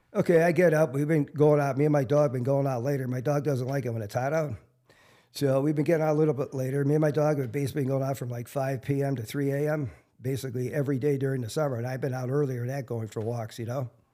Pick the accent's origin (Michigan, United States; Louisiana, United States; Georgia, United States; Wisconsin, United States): Wisconsin, United States; Milwaukee; I grew up on the South Side, you know, halfway between Wilson and Jackson Park.